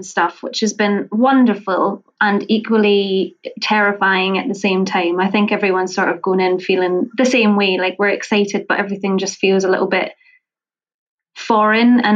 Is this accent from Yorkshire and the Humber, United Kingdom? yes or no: no; Falkirk, Scotland, United Kingdom; I'm from a very small town called Falkirk, which probably nobody has heard of. It's right in between the big cities in Scotland